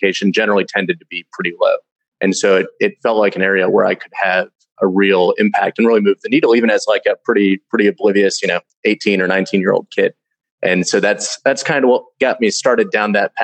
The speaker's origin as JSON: {"language": "English", "town": "Louisville", "region": "Kentucky", "country": "United States", "tie": "born or raised there", "moved": "as an adult", "said": "I was born and raised in Louisville, Kentucky."}